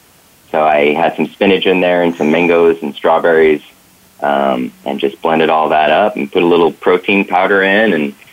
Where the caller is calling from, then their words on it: Portland, Oregon, United States; I'm calling from Portland, Oregon